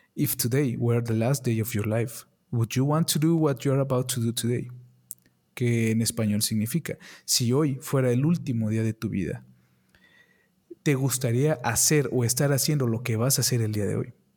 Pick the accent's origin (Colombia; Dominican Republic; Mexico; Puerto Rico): Mexico; aquí en mi país, México, no tenemos las oportunidades como en Estados Unidos